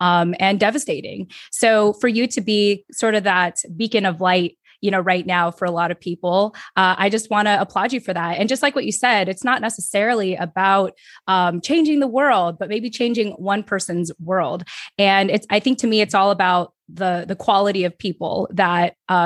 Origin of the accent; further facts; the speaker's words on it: California, United States; now in Virginia, United States; I'm formerly from California